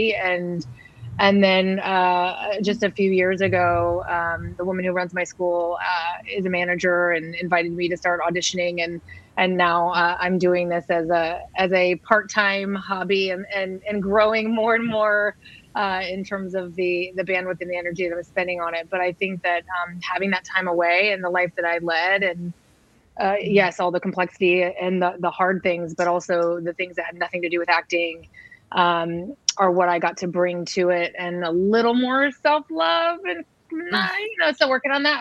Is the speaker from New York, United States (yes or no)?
no; San Diego, California, United States; now in San Francisco, United States; I grew up in San Diego